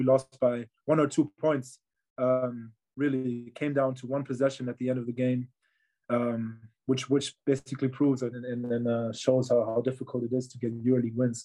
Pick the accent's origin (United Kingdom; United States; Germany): Germany; Berlin; I am from Berlin. I was born in Berlin. I grew up in Berlin.